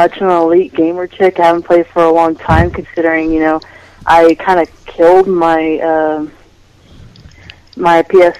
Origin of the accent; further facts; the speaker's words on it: Houston, Texas, United States; now in El Paso, United States; I'm from Houston.